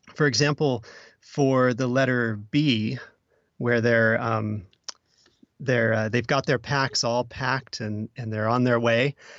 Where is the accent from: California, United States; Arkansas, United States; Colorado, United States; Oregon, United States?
Oregon, United States; I'm also from Oregon